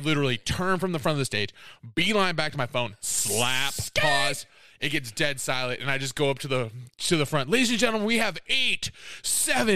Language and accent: English; Iowa, United States; I'm from Iowa